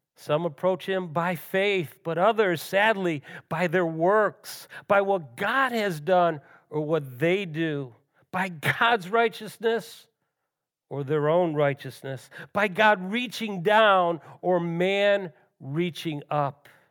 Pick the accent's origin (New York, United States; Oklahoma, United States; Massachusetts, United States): New York, United States; Western; Both Ellen and I grew up in Western New York